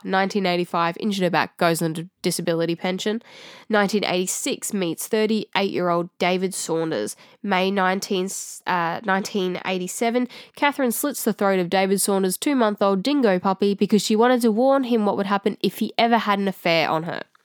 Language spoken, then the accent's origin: English; Australia